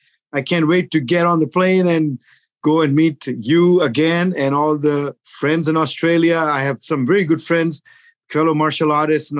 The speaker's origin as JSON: {"language": "English", "country": "Pakistan", "moved": "as an adult", "lives_now": "United States", "said": "I'm originally from Pakistan. You know, most of you know where Pakistan is. But at age 23, I migrated to the United States"}